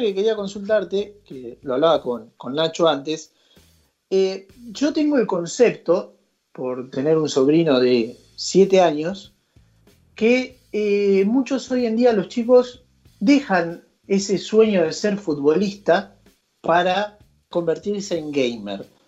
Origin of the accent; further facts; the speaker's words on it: Argentina; nosotros como argentinos